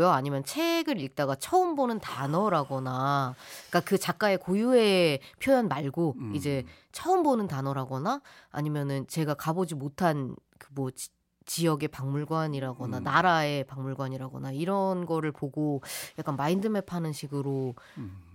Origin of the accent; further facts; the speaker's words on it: South Korea; 그냥 제가 한국 사람이어서 그렇지 않을까